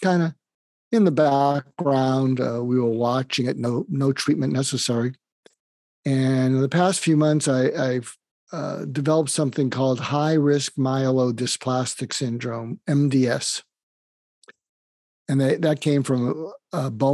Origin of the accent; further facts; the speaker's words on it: outside of Boston, Massachusetts, United States; moved away; I grew up outside of Boston